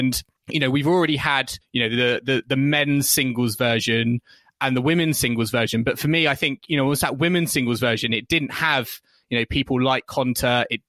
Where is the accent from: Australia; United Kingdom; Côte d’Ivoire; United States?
United Kingdom; I think for me as a British fan, we're seeing combinations